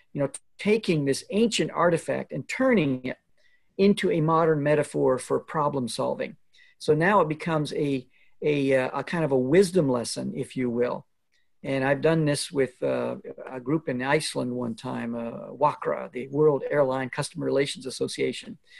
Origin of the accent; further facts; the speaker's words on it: Alberta, Canada; moved away; I grew up in Alberta, Canada